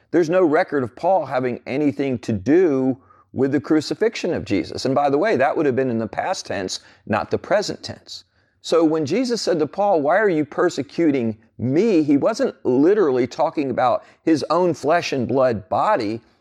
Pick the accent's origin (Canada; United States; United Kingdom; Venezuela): United States; New Jersey; growing up as a teenager in New Jersey